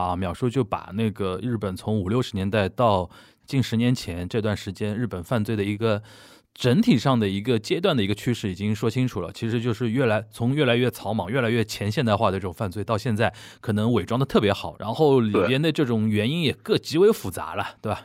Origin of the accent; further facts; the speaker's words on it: China; 我们作为一个中国人